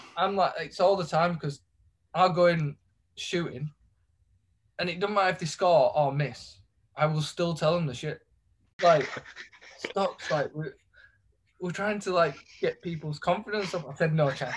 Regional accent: Leeds, Yorkshire and the Humber, United Kingdom; I'm from Leeds

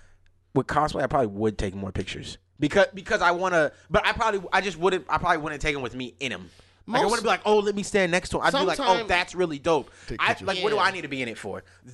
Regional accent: Atlanta, Georgia, United States; We're from Atlanta.

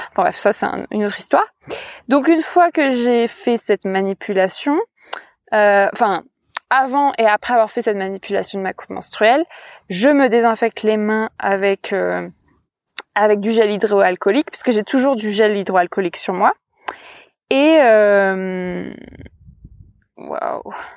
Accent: France; je me définis comme une femme cisgenre, pansexuelle, célibataire, française, blanche

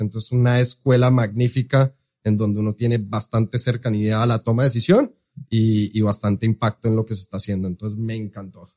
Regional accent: Colombia; accent: Colombian; also born or lived in Seattle, United States; now in Mexico; soy colombiano. Entonces, por eso el acento.

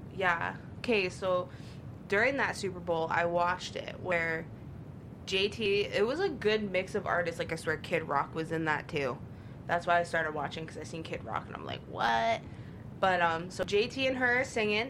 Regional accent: Toronto, Ontario, Canada; also born or lived in Brampton; I'm originally from Toronto, so sometimes I say I'm from Toronto. Sometimes I'll be like, yeah, yo, I'm a Brampton

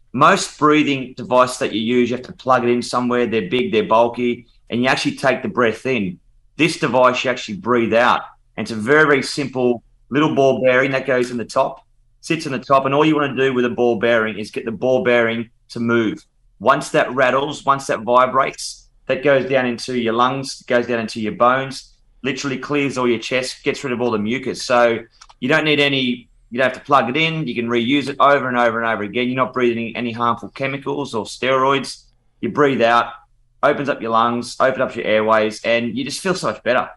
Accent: Australia; I'm very patriotic. I'm very proud of of Australia

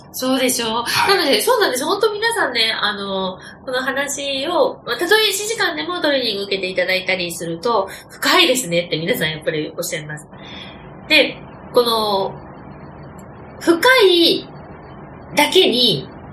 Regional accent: Nagoya, Aichi, Japan; accent: Nagoya dialect; 私は本当にひどい名古屋弁でしたし

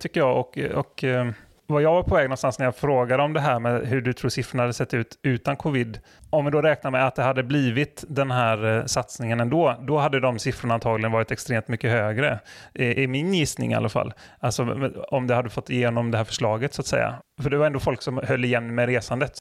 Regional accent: West coast of Sweden, West Sweden, Sweden; västkust tänker ju jag spontant som är därifrån

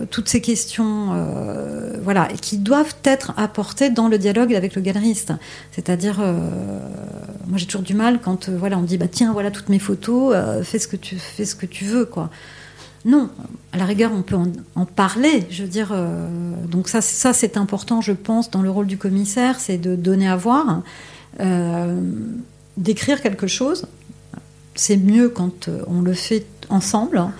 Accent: Paris, Île-de-France, France; moi je suis, française, je suis parisienne

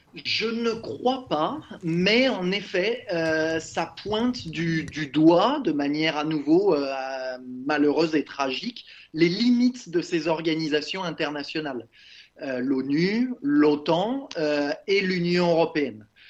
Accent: Lyon, Auvergne-Rhône-Alpes, France; moved away as an adult; also born or lived in Montreal, Canada; j'ai grandi à Lyon

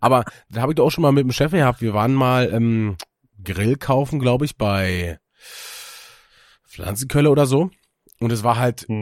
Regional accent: Germany; wir als Deutsche

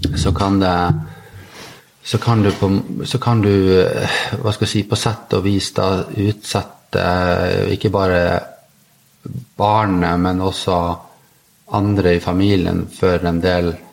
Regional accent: Narvik, Nordland, Norway; now in Oslo, Norway; Jeg er nordlending. Jeg kommer fra Narvik opprinnelig jeg bor i Oslo.

